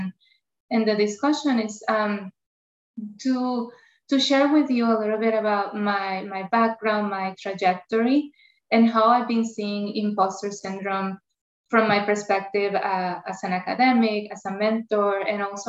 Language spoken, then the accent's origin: English; Puerto Rico; first language Spanish; English is a second language; moved away as an adult; now in United States; I have an accent. Not only my accent, because I grew up in Puerto Rico, Spanish is my first language